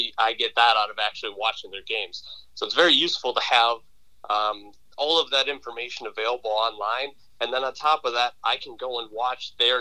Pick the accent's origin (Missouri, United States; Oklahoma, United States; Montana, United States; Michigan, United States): Michigan, United States; Lake Orion; I grew up in Lake Orion, so I'm very familiar with the area